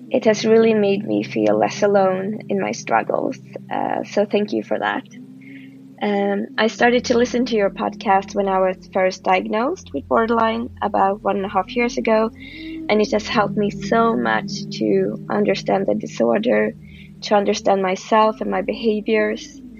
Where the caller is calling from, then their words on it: Stockholm, Stockholm County, Sweden; I'm 32 years old I'm a premium subscriber and I'm listening in from Stockholm, Sweden.